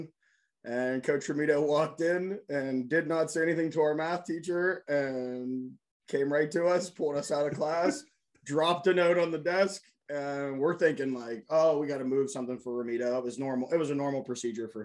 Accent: Pittsburgh, Pennsylvania, United States; also born or lived in Plum, Pennsylvania; I grew up in the South Hills

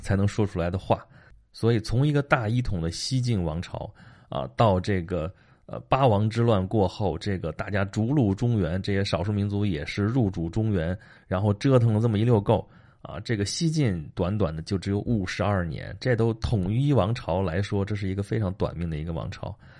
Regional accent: Dong'a, Shandong, China; 东阿王就在我们老家那边儿

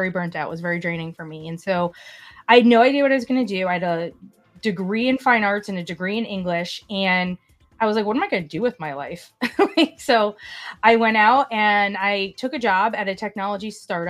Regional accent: Hartford, Connecticut, United States; I'm from the Hartford, Connecticut area

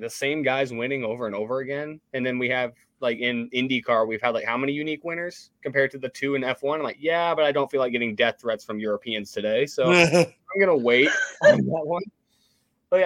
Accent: the South, United States; I grew up in the South. I'm obviously really big into motorsports

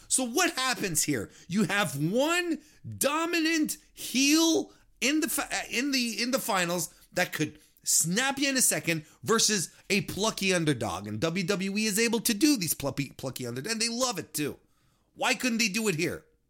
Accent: Canada; I'm, I'm Canadian

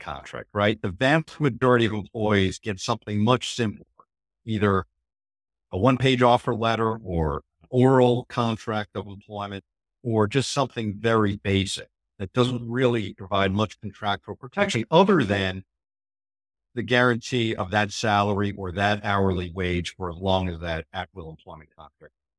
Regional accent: New Jersey, United States; I grew up in New Jersey

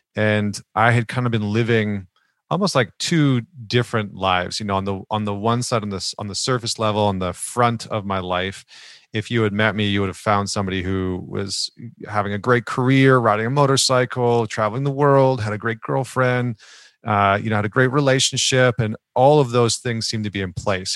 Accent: Northern Alberta, Canada; I grew up in Northern Alberta, which is like the Texas of Canada

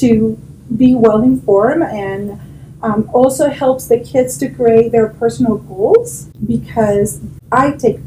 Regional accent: Chile; moved away as an adult; now in Eagle County, United States; I'm from Chile, South America.

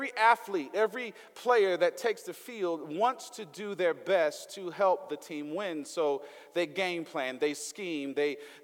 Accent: the South, United States; accent: Southern twang; I'm from the South. I'm put a little Southern twang on that thing

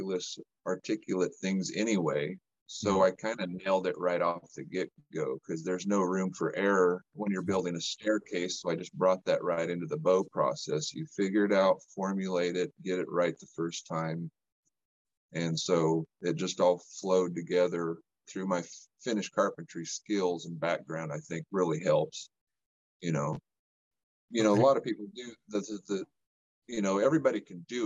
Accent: New Mexico, United States; I grew up in New Mexico

